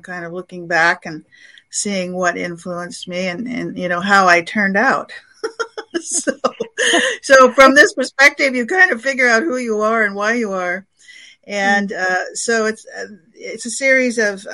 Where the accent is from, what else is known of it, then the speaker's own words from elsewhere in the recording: Alaska, United States; now in Los Angeles, United States; I'm from Alaska